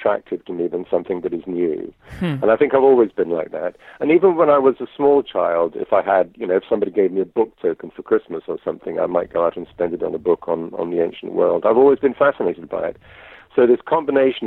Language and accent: English; United Kingdom; moved away as an adult; also born or lived in southern Greece; now in Greece; I'm British, but I live in Greece